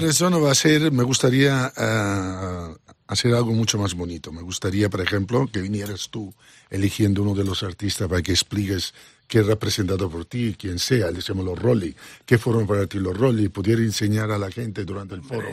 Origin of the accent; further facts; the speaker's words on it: Italy; Spanish is a second language; moved away as an adult; also born or lived in Barcelona, Spain; now in Ibiza, Spain; yo nací en provincia en Italia